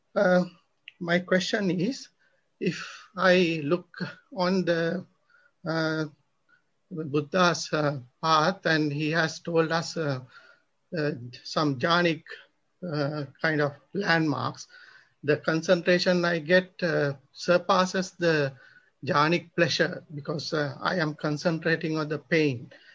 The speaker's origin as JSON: {"language": "English", "country": "Sri Lanka", "said": "I'm from Sri Lanka."}